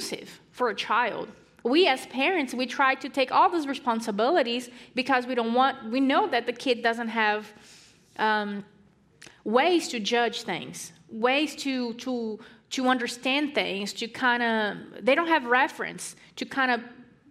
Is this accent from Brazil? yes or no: yes; Brazil; moved away as an adult; now in United States; I am from Brazil, and I lived there most of my years